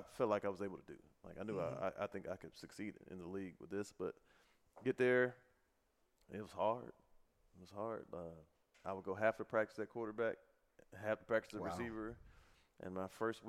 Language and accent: English; Youngstown, Ohio, United States; I'm from Youngstown, Ohio.